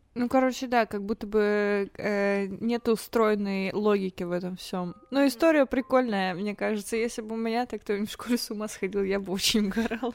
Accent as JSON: {"language": "Russian", "town": "Toguchin", "region": "Novosibirsk Oblast", "country": "Russia", "said": "А я э, из Тагучина. Это маленький город в Сибири."}